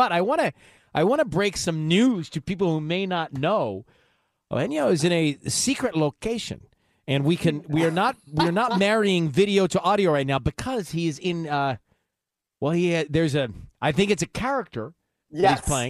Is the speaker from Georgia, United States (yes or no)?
yes; Georgia, United States; when we were growing up in Georgia.